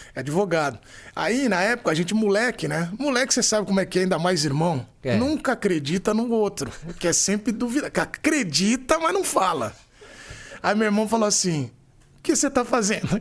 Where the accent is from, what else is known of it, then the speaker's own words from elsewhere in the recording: São Paulo, Brazil; also born or lived in Americana / Campinas; Eu sou de São Paulo, mas eu morei em Americana, fiz faculdade em Campinas, eu amo o interior de São Paulo